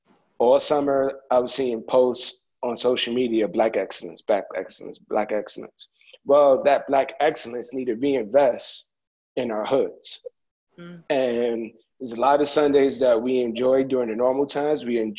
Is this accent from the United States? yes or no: no; Nigeria; Regardless if you own it or not, again, I grew up in Nigeria.